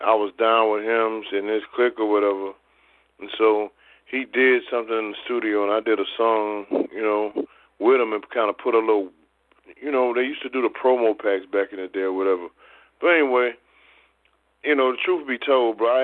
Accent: Mississippi, United States; moved away; also born or lived in Texas / Denver; I was born in Denver, but I left there when I was like 6 weeks old. And so I was raised in Mississippi and Texas.

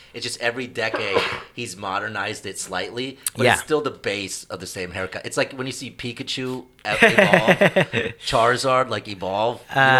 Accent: Indiana, United States; growing up in Indiana

